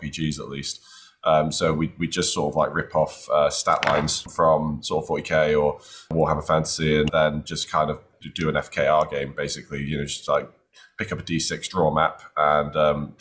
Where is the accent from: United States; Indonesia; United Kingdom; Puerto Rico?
United Kingdom; North Wales; I grew up in the mountains of North Wales